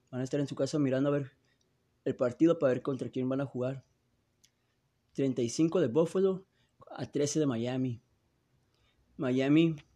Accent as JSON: {"language": "Spanish", "town": "Tijuana", "region": "Baja California", "country": "Mexico", "tie": "born or raised there", "said": "Ah, yo soy de Frontera, San Diego, Tijuana. Eh, son de donde yo me crié y donde yo ahorita me encuentro."}